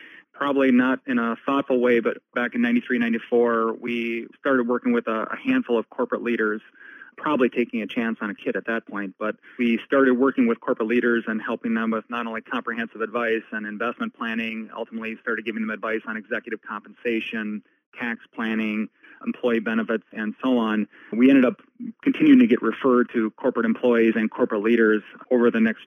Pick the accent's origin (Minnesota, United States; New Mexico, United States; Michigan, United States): Minnesota, United States; Ashby; also born or lived in Bemidji, Minnesota; My hometown is a small farming community. It's called Ashby, about 2.5 hours west of Minneapolis. I grew up there